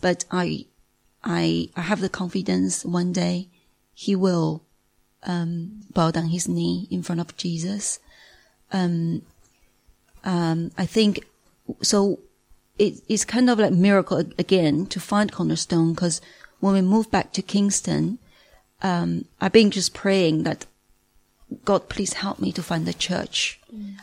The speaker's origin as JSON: {"language": "English", "region": "Beijing", "country": "China", "also_born_or_lived": "Singapore", "moved": "as an adult", "lives_now": "United Kingdom", "said": "I'm from Beijing, China"}